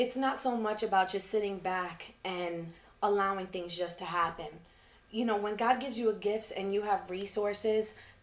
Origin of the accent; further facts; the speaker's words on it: New York City, New York, United States; I'm from Queens